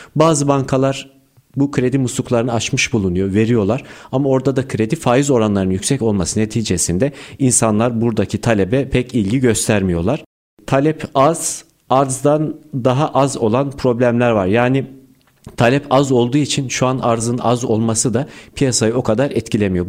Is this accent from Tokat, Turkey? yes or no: no; Erzurum, Turkey; now in Istanbul, Turkey; 1994 Erzurum doğumluyum.